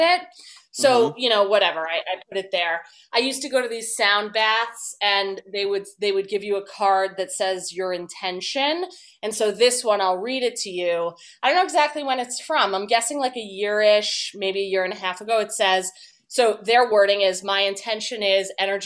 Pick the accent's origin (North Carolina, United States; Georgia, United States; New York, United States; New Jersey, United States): New Jersey, United States; moved away as an adult; also born or lived in Chicago / Los Angeles; I'm from New Jersey